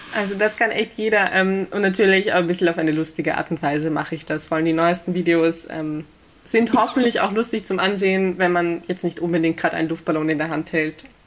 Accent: Vienna, Austria; Ich bin geboren äh, und aufgewachsen in Wien und lebe da auch noch immer

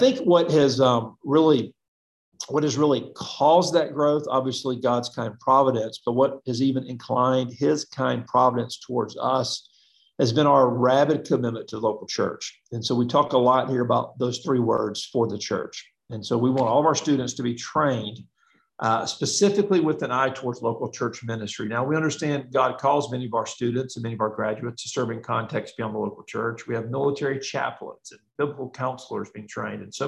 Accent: Mobile, Alabama, United States; moved away; I'm from Mobile, Alabama. My wife's from Mobile, Alabama. And we both grew up in Christian homes and Baptist churches.

